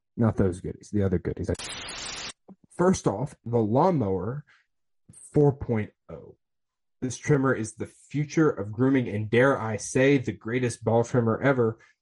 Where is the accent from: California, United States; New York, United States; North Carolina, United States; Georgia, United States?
Georgia, United States; Atlanta; I was born in Atlanta